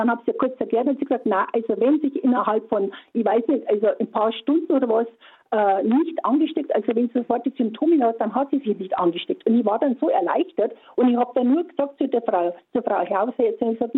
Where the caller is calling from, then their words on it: Hirschhorn, Bavaria, Germany; Ja, guten Morgen. Ich komme aus Hirschhorn, Nähe nee, von Eggenfelden.